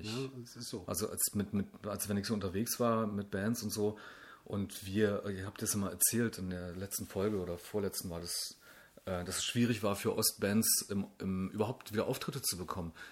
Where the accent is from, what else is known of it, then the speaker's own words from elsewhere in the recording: Brandenburg, Germany; ey, komm, {S0} entspann dich, ich komme aus Brandenburg.